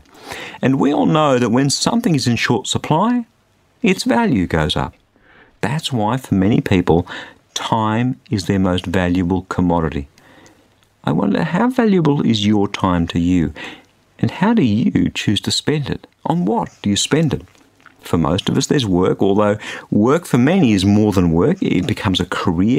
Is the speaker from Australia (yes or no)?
yes; Australia; being an Australian